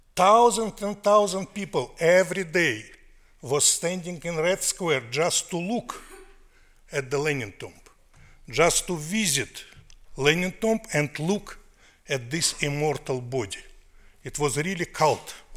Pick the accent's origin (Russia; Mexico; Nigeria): Russia; accent: New York accent; English is a second language; moved away as an adult; now in New York, United States; soviet russia of my childhood